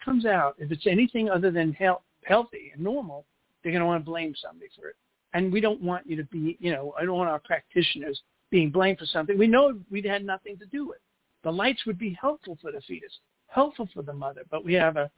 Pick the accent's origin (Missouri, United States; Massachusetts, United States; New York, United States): New York, United States; New York City; accent: Brooklyn; now in Los Angeles, United States; I'm in L.A., but I was born in Brooklyn